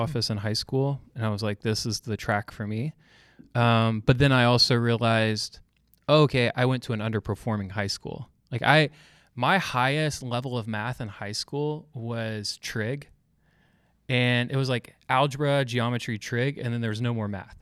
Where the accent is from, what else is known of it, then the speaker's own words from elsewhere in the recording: Georgia, United States; now in Louisville, United States; I'm from Georgia